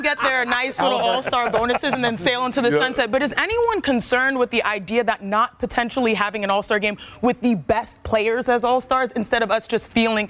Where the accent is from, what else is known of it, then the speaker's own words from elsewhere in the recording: the South, United States; I'm from the South, we say mister.